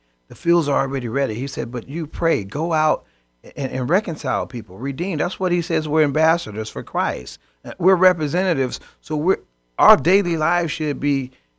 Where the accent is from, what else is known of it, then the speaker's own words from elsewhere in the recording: Chicago, Illinois, United States; Remember old Milwaukee? I grew up in Chicago.